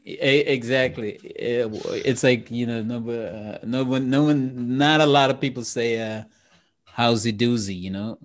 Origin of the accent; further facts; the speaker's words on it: Trinidad & Tobago; I'm from, I'm from Trinidad and, and Trinidad and Tobago